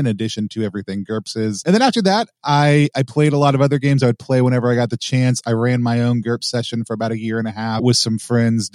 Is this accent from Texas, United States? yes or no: yes; Texas, United States; I grew up in the American South, specifically Texas